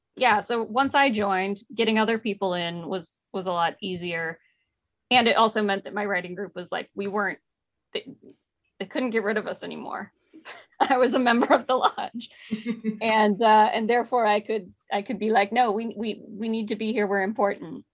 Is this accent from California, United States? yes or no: yes; Mountain View, California, United States; I grew up in Mountain View